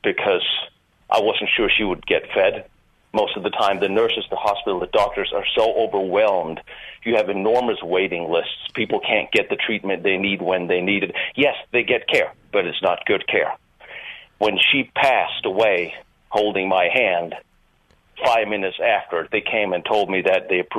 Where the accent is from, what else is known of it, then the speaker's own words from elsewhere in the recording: Denmark; now in Los Angeles, United States; I was born in Denmark